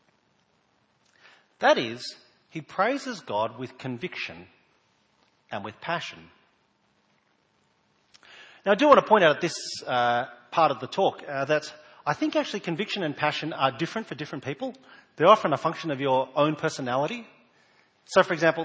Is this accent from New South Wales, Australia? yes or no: yes; New South Wales, Australia; now in South Australia, Australia; I was born in New South Wales and moved here a number of years ago